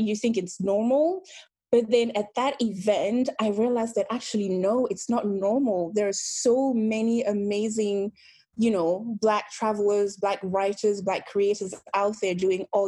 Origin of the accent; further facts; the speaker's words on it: Belgium; also born or lived in Benin; now in United Kingdom; Belgium, where I grew up.